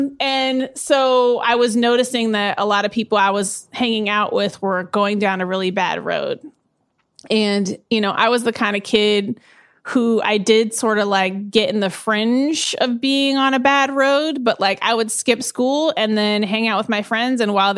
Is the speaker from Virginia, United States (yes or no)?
no; Eugene, Oregon, United States; also born or lived in Portland / Salinas / San Diego / Phoenix; I am from Eugene, Oregon, originally. And then I moved to Portland, Oregon, Salinas, California, San Diego, Phoenix, and then Brooklyn.